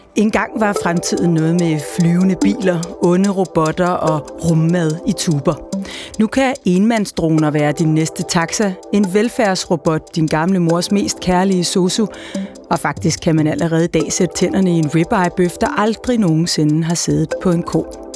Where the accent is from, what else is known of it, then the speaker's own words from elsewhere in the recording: a little north of Copenhagen, Capital Region of Denmark, Denmark; du har lige gættet hvor øh, jeg kom fra, alene baseret øh, på, på, på min dialekt